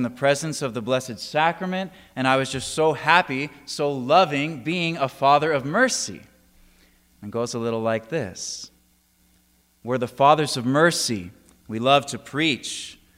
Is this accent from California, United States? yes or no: yes; San Diego, California, United States; now in Auburn, United States; I'm originally from San Diego, California, but I am coming to you from Auburn, Kentucky